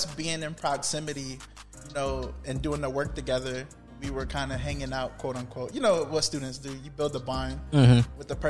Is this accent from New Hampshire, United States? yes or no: no; New York City, New York, United States; moved away; I'm originally from Brooklyn.